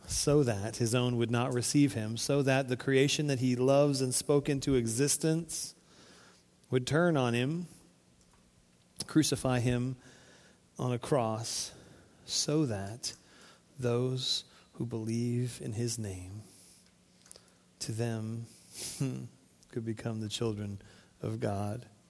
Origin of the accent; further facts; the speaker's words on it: Florida, United States; now in Arkansas, United States; We grew up on the Florida coast